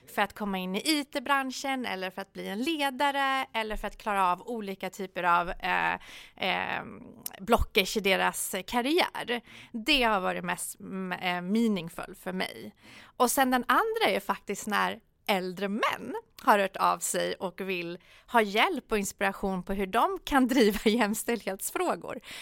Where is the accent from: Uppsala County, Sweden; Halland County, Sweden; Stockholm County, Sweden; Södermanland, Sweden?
Stockholm County, Sweden; Solna; när jag kom, vi bodde större delen eh, i, i Solna. Och ja. det som var positivt på den tiden eh, var ju att det var väldigt mixed i Solna då